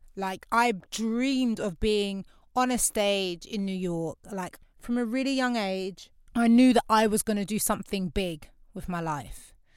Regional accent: London, United Kingdom; also born or lived in Canada / Grenada (family); I grew up in Lewisham. It's a very diverse borough of London

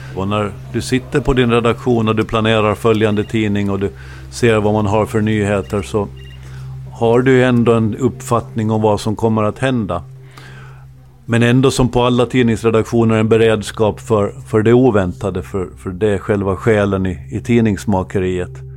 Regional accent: Åland Islands; vi är inte svenskar och vi är inte finnar utan vi är rätt och slätt ålänningar

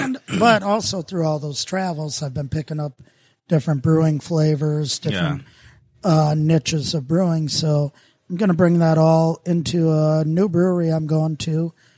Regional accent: Minnesota, United States; accent: Minnesota; So I had my Minnesota accent mixed in with a little Vermonter, Vermonter and Boston.

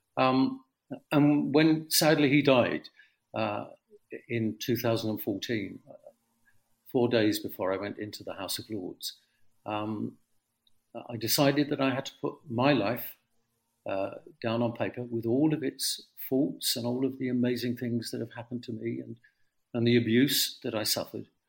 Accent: London, United Kingdom; I grew up in the East End amazing East End of the 1950s.

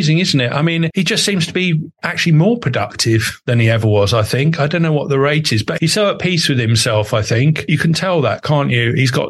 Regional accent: Epping Forest, East of England, United Kingdom; I grew up in Epping Forest, and I went to a school called Forest School

